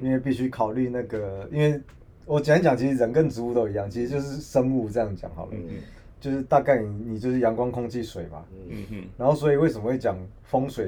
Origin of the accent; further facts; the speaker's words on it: Taiwan; 我们我们台湾人